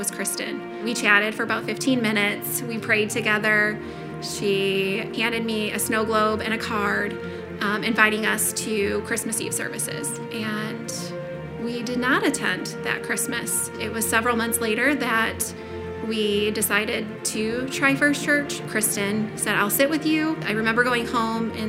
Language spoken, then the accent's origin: English; Hebron, Indiana, United States; moved away; I was born and raised in Hebron, Indiana